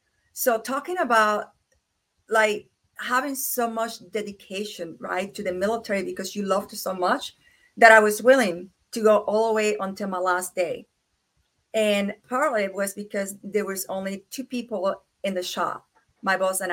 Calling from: Kingsport, Tennessee, United States; And I am here from Kingsport, Tennessee, and it's very cold over here.

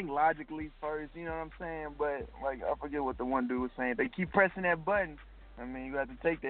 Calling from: North Little Rock, Arkansas, United States; Hey, I'm calling from North of Rock, Arkansas.

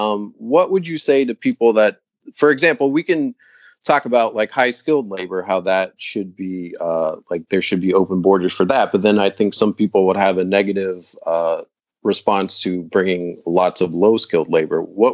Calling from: Bronx, New York, United States; I'm speaking from the Bronx, where we do have a lot of immigrants, and so I think this is kind of an issue that's close to home here.

